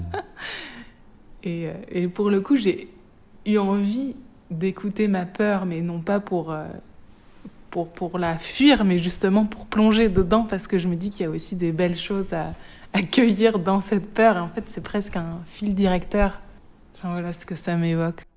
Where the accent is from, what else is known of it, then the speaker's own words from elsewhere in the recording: Reims, Grand Est, France; Je viens de Reims